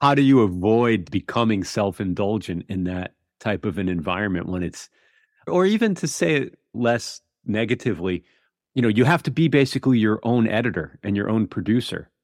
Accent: East Coast of America, United States; I grew up on the East Coast of America

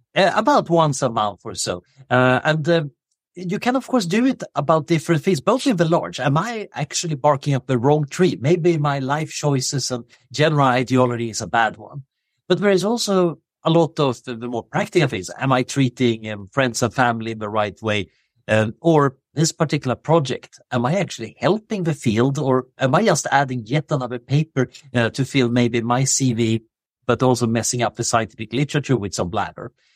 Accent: Sweden; moved away as an adult; now in Oxford, United Kingdom; I grew up in Sweden in the seventies.

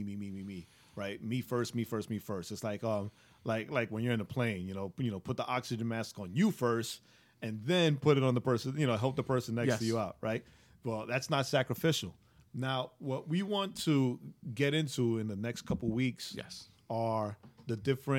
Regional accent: New York, United States; I'm a New Yorker, right? Get out of here.

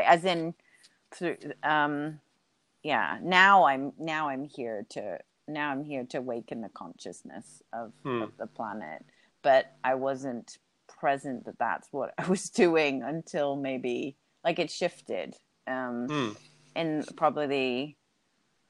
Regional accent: Hong Kong; half English, half Swiss, but born and grew up in Hong Kong

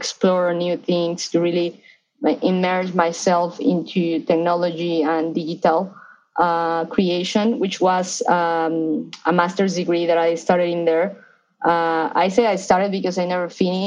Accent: Mexico City, Mexico; moved away as an adult; now in Los Angeles, United States; I grew up in Mexico City. So I'm Mexican right now. I'm living

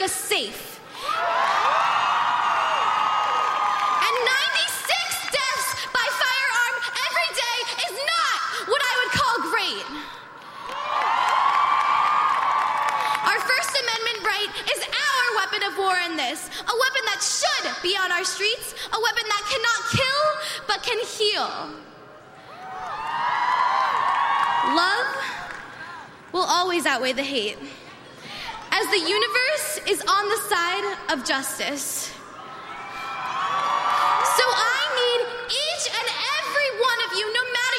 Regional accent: Parkland, Florida, United States; Parkland is my home

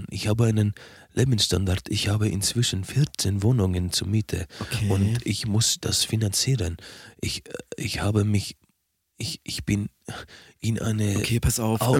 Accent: Athens, Attica, Greece; German is a second language; Äh, aus äh, Hauptstadt von Griechenland, Athena.

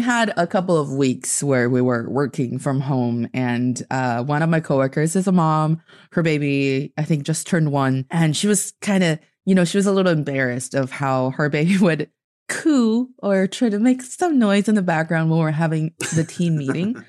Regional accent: China; I am from China, and I'm speaking to you from Beijing right now.

